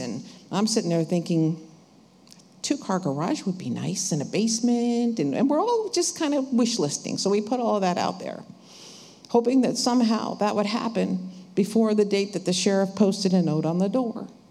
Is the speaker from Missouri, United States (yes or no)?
no; New Jersey, United States; we're from New Jersey